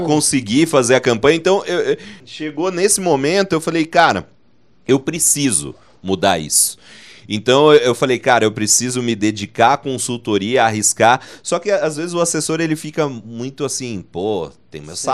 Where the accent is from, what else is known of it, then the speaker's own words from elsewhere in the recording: Dracena, São Paulo, Brazil; eu sou de Dracena, né, no interior de São Paulo